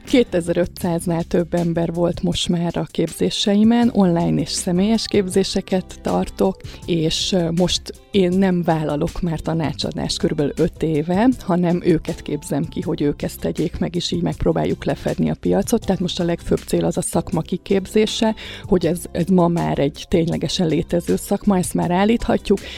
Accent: Kaposvár, Somogy, Hungary; moved away; also born or lived in Budapest; én Kaposvári vagyok eredetileg

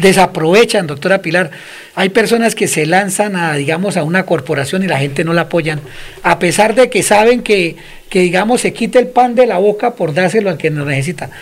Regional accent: Colombia; somos nosotros los colombianos

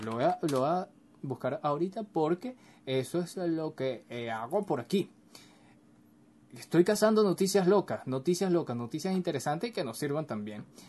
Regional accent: Venezuela; aquí en Venezuela, yo soy venezolano

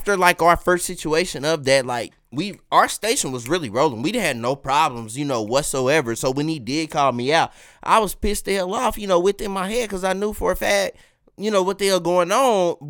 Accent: Kansas City, United States; I'm from Kansas City at the end of the day.

